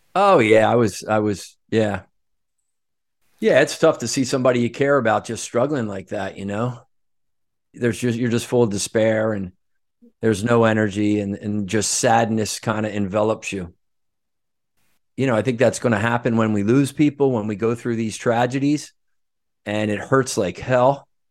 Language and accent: English; Norristown, Pennsylvania, United States; moved away as an adult; also born or lived in Aspen, Colorado; I grew up outside of Philadelphia in a town called Norristown, right near King of Prussia Valley Forge